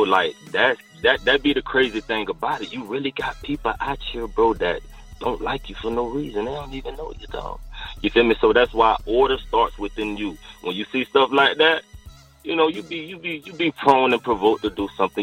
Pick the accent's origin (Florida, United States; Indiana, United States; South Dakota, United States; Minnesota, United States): Florida, United States; St. Petersburg; I'm from St. Pete